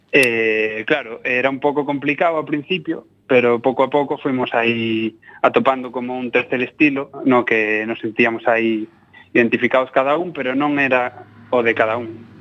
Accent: Almería, Andalusia, Spain; moved away; also born or lived in Granada; Eu son de Almería

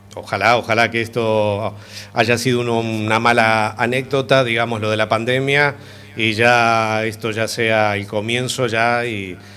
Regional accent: Uruguay; Soy uruguayo

